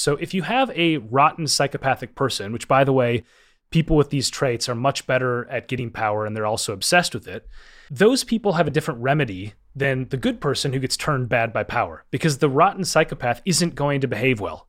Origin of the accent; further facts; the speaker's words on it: Minnesota, United States; I grew up in Minnesota and I was a downhill ski racer